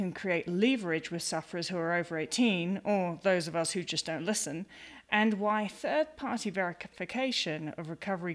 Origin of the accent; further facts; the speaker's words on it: United Kingdom; I'm British